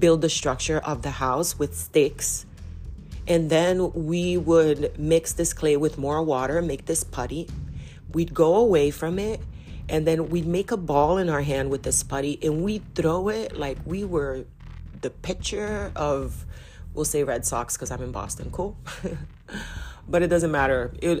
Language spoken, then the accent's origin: English; Belém, Pará, Brazil; I am Brazilian and I come specifically from Belém do Pará. It's in the state of Pará